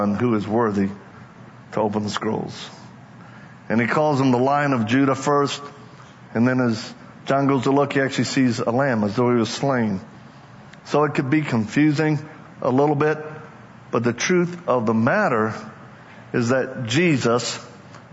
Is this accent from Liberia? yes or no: no; Louisiana, United States; I'm from Louisiana, just in case you may not know. I'm one of them Cajuns